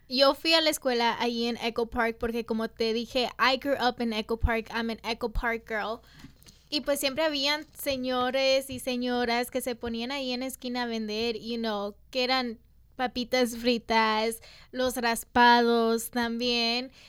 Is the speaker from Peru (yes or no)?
no; El Salvador; porque soy salvadoreña, ¿no? Y los salvadoreños no somos conocidos como, no somos conocidos por